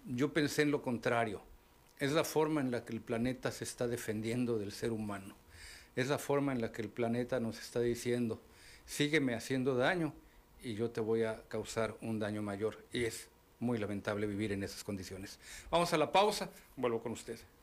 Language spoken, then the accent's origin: Spanish; Mexico; aquellos que somos mexicanos